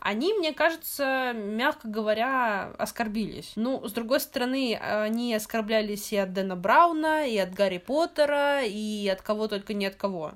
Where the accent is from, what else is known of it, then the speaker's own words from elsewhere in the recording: Central Black Earth Region, Russia; я из Черноземья, Даня тоже, и у нас э, в нулевых, по крайней мере, не знаю, как в 90-х, но в нулевых точно э, был такой магазин «Книга Мир». И вот именно там мне большая часть книг, которые у меня были в детстве, и покупалась